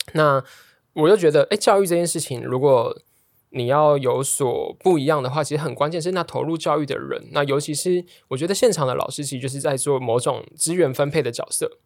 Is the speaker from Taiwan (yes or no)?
yes; Tainan, Taiwan; moved away; 我是台南人，所以就觉得，哦，我就念考台南一中，然后念成大的电机，然后去南科当工程师